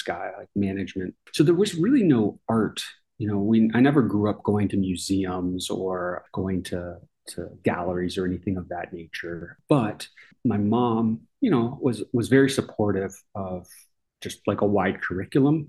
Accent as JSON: {"language": "English", "town": "Tampa", "region": "Florida", "country": "United States", "tie": "born or raised there", "also_born_or_lived": "Boston, Massachusetts / Georgia", "moved": "as an adult", "lives_now": "Arkansas, United States", "said": "I grew up in Florida"}